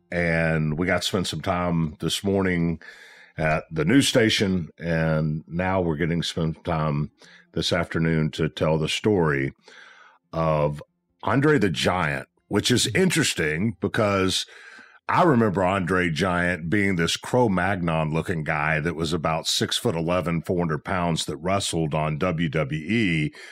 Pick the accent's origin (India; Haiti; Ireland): Haiti; I was born in Haiti.